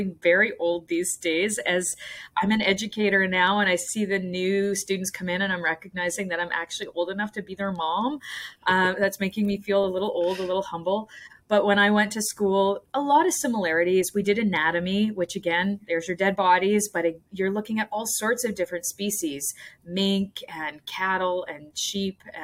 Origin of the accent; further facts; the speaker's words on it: Nova Scotia, Canada; moved away as an adult; also born or lived in Ontario; I grew up in Nova Scotia